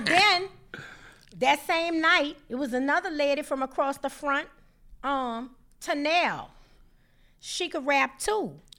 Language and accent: English; New Orleans, Louisiana, United States; we were children, naturally New Orleans children.